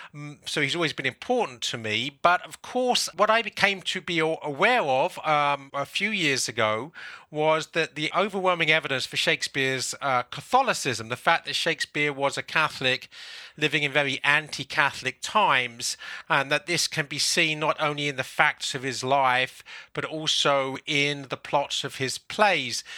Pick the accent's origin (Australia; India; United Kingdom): United Kingdom; London; moved away as an adult; now in South Carolina, United States; I'm now living in the United States in South Carolina, I was born in England, in London.